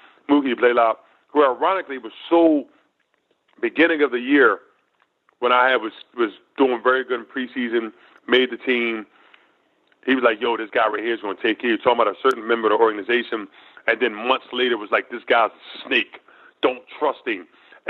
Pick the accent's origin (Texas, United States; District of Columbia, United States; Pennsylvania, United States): Pennsylvania, United States; Philadelphia; That was a great experience for me to play in my hometown.